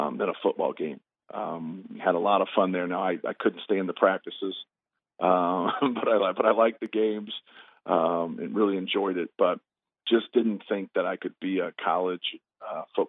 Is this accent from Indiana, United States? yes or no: yes; Muncie, Indiana, United States; also born or lived in Fort Wayne, Indiana; I was born in Fort Wayne. I grew up in Muncie, Indiana